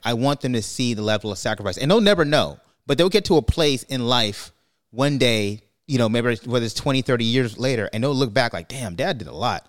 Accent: New York, United States; moved away; also born or lived in California; I grew up in New York

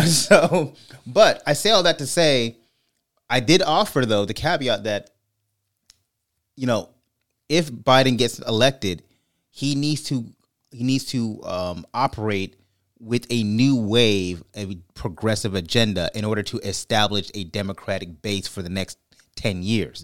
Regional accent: California, United States; I'm from California

